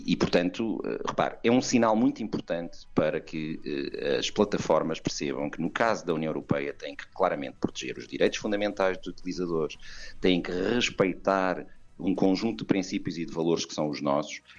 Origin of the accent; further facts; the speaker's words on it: Coimbra, Centro, Portugal; eu, como sabe, sou de Coimbra